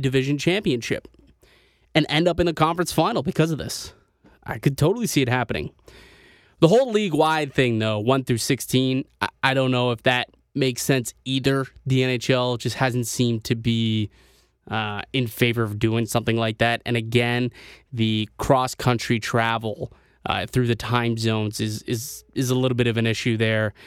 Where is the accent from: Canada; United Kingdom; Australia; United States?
Canada; as a Canadian